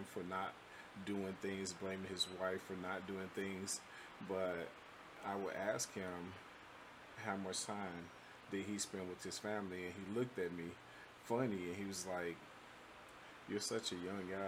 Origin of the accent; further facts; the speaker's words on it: Chicago, Illinois, United States; moved away; I'm originally from Chicago